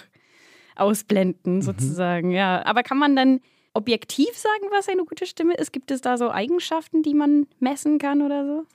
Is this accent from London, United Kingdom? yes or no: no; Berkshire, South East England, United Kingdom; German is a second language; now in Berlin, Germany; ich komme aus dem Royal äh, County Berkshire.